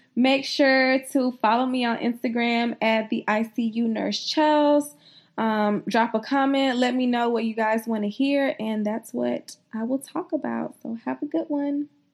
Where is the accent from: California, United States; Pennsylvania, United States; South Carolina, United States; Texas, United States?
South Carolina, United States; I'm from South Carolina